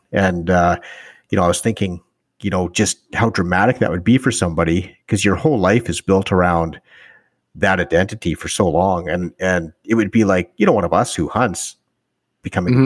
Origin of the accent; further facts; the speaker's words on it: northern Alberta, Canada; I grew up in, in northern Alberta